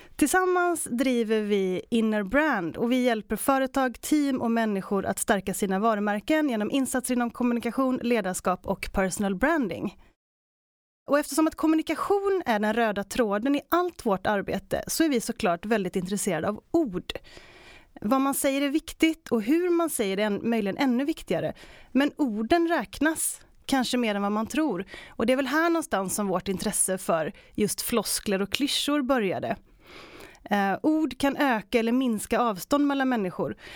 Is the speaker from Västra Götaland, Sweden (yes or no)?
yes; Västergötland, Västra Götaland, Sweden; som västgöte